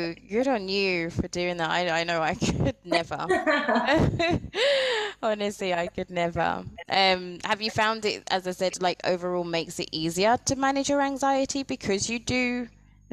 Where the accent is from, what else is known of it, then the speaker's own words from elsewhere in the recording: United Kingdom; I'm from the United Kingdom.